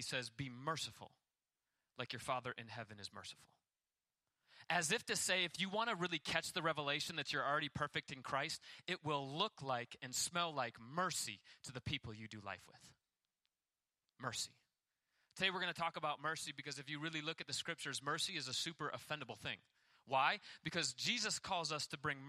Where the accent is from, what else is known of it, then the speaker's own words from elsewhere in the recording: United States; as an American.